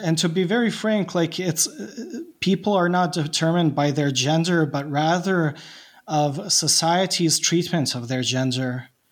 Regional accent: Bosnia & Herzegovina; English is a second language; I'm Bosnian and I'm not an English speaker

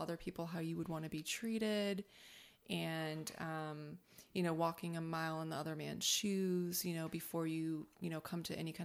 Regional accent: Northwest Indiana, United States; now in Texas, United States; I grew up in Northwest Indiana. We were about maybe an hour away from Chicago.

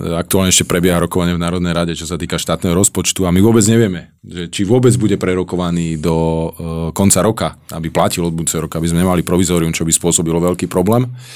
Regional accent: Prievidza, Trenčín Region, Slovakia; Ja som z Hornej Nitry z Prievidze a otec pracoval na baniach

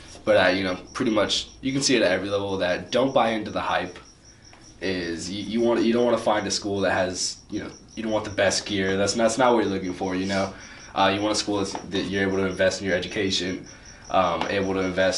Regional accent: Irvine, California, United States; I'm from Orange County, from Irvine.

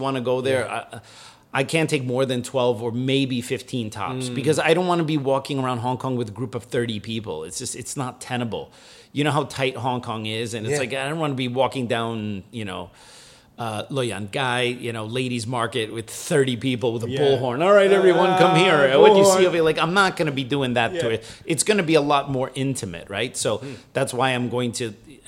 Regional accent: United States; moved away; also born or lived in Germany; as an American

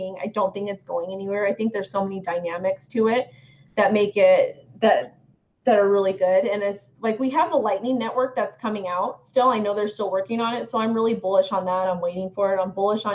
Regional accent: United States; I'm an American, and I'm in the United States

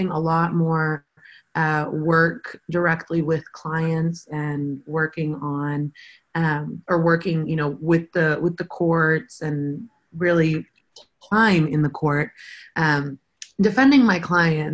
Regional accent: Euless, Texas, United States; I grew up in Euless, which is in the Mid-Cities area

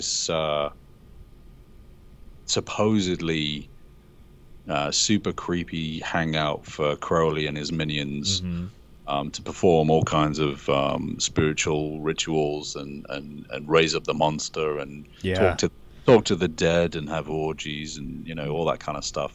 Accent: Liverpool, North West England, United Kingdom; moved away as an adult; now in Los Angeles, United States; living in England, I was lucky enough I was born in Liverpool, and they have these wonderful museums there full of dinosaur skeletons and things. And so I spent quite a lot of my childhood sitting underneath these skeletons

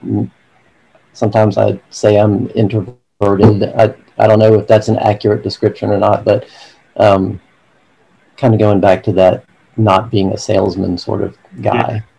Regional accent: Atlanta, Georgia, United States; also born or lived in Virginia; I've been in Atlanta all my life

